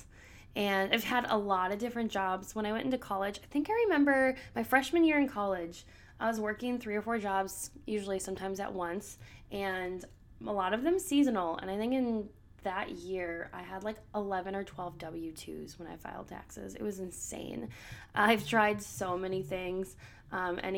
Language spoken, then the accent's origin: English; Minnesota, United States; I grew up in Minnesota, so the land of 10,000 lakes